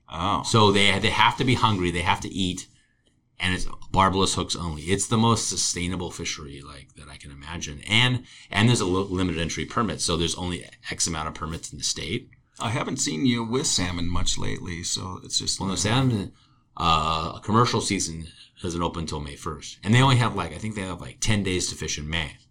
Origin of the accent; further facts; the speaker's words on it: Santa Barbara, California, United States; I grew up in Santa Barbara in the 90s.